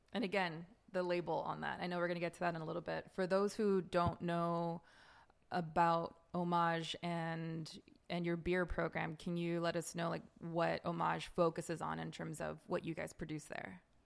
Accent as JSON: {"language": "English", "town": "Los Angeles", "region": "California", "country": "United States", "tie": "born or raised there", "moved": "yes", "lives_now": "New York, United States", "said": "I am born and raised in Los Angeles"}